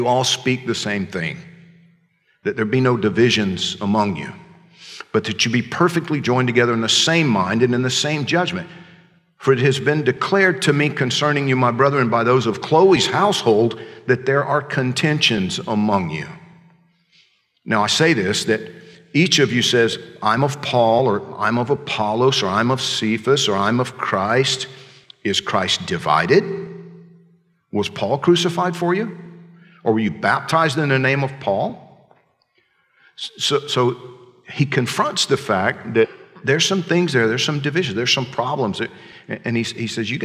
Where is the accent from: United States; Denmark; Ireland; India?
United States; Georgia; I'm from Georgia.